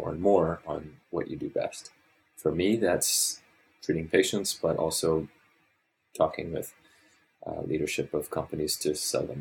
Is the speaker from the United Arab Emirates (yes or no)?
no; Papua New Guinea; also born or lived in Pincher Creek, Canada / Ottawa, Canada / Calgary, Canada; I grew up in Papua New Guinea, and then I lived in Ottawa and then Calgary for my undergrad, and then came here for professional school.